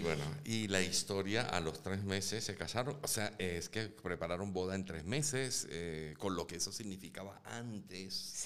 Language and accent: Spanish; Caracas, Capital District, Venezuela; yo nazco en Caracas.